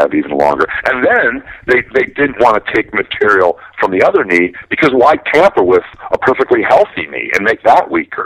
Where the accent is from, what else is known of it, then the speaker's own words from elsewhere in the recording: Milwaukee, Wisconsin, United States; now in Las Vegas, United States; I'm from Milwaukee